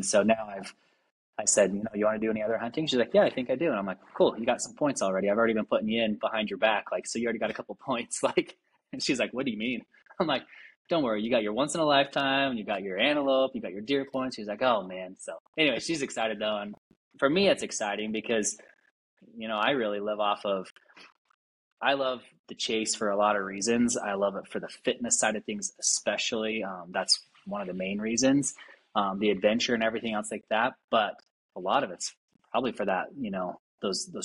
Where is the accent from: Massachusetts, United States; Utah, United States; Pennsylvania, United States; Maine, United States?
Utah, United States; Salt Lake City; I grew up here in Salt Lake hunting